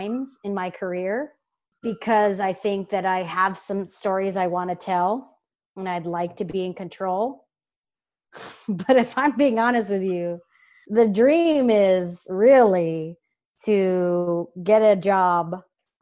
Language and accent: English; Los Angeles, California, United States; I grew up here in the Valley